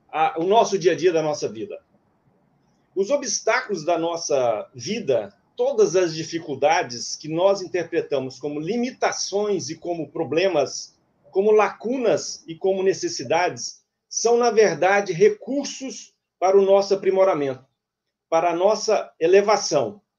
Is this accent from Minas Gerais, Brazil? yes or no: yes; Minas Gerais, Brazil; moved away as an adult; now in Cuiabá, Brazil; Sou mineiro é, e mudei para Cuiabá em 2002 para início de uma nova atividade comercial. E aqui já são 18 anos, um terço da minha vida realmente já está aqui.